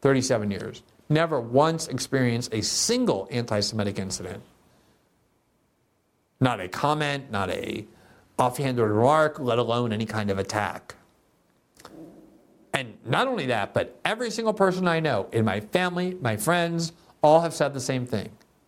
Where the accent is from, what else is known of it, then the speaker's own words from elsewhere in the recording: South Florida, United States; moved away as an adult; now in Brazil; When I grew up in South Florida, I went to a school that had a very significant Jewish population.